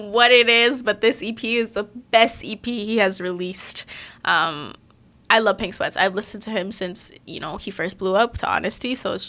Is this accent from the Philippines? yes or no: yes; Philippines; I am Filipino.